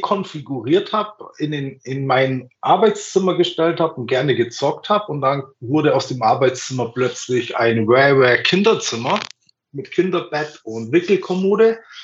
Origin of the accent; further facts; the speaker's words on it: Bavaria, Germany; ich komme aus Bayern